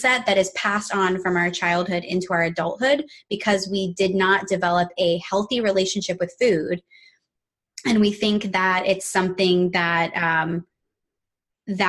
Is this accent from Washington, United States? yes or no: no; Virginia, United States; we grew up in Virginia, like from the South